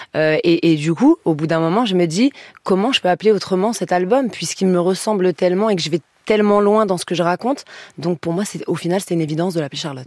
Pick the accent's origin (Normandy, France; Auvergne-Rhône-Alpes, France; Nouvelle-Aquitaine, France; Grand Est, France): Auvergne-Rhône-Alpes, France; Lyon countryside; moved away as an adult; moi, je suis de province et quand je suis arrivée de, ma, de Lyon, de ma petite campagne lyonnaise